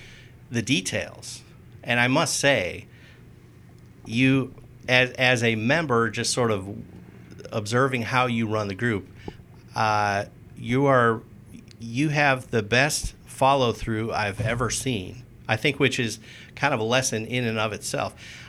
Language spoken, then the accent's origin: English; Lisle, Illinois, United States; So I grew up in Lisle, Illinois. So not quite as far west